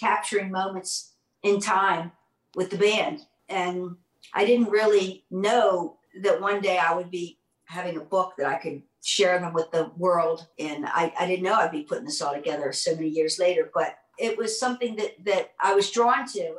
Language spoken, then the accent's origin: English; Baltimore, Maryland, United States; I grew up in Baltimore